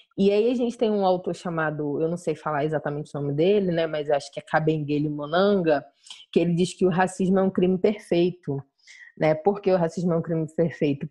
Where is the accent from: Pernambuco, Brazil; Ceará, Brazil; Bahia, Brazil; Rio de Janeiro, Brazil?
Rio de Janeiro, Brazil; Jardim Catarina; Sou do Jardim Catarina